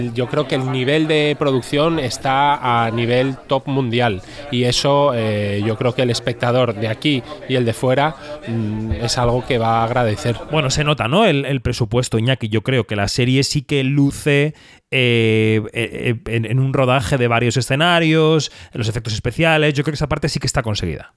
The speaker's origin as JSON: {"language": "Spanish", "country": "Spain", "said": "somos españoles"}